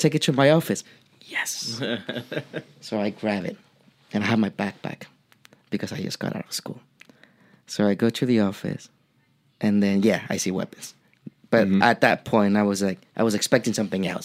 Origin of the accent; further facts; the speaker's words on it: Mexico; English is a second language; moved away as an adult; growing up in Mexico for 23 years